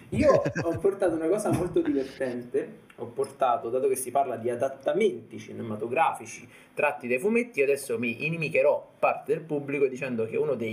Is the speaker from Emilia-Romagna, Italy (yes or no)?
no; Foggia, Apulia, Italy; sono io di Foggia.